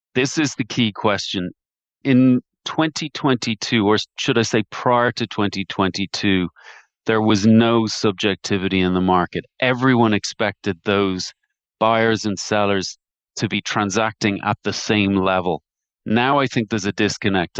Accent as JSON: {"language": "English", "town": "Dublin", "region": "Leinster", "country": "Ireland", "tie": "born or raised there", "accent": "Irish", "said": "I grew up in, in Terranure in Dublin. I'm sure you can tell by my dulcet tones, my accent, that, uh, I'm an Irish man by birth."}